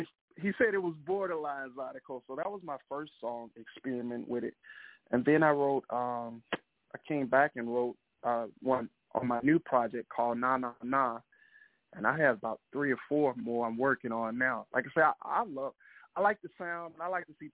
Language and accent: English; Mississippi, United States; I'm from Mississippi, and I mean, we know we're right next door to Louisiana